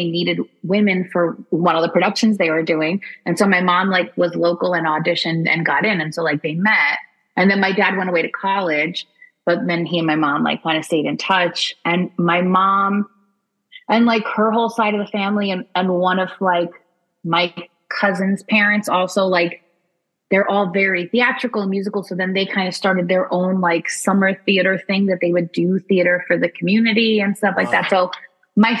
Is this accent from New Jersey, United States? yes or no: yes; New Jersey, United States; also born or lived in Brooklyn, New York; I grew up there till I was like 3 or 4, and then we moved to New Jersey